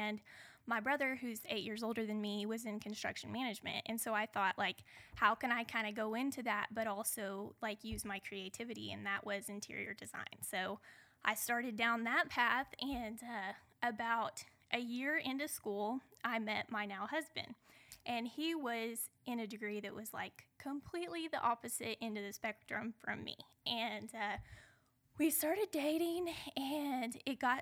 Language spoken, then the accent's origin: English; central Oklahoma, United States; I grew up in central Oklahoma. I was raised on a modest farm.